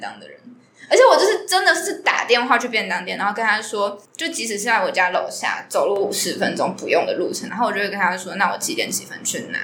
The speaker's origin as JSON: {"language": "Chinese", "town": "Tainan", "country": "Taiwan", "said": "我是台南人"}